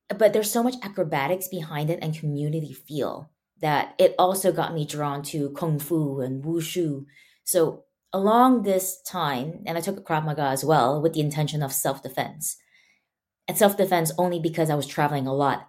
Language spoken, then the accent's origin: English; Malaysia; now in United States; I grew up, before I moved to the States, I grew up in Malaysia, and I went to a Chinese school.